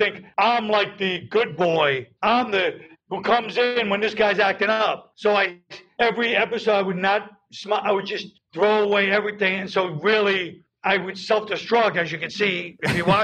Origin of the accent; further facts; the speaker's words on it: New York, United States; I'm from New York.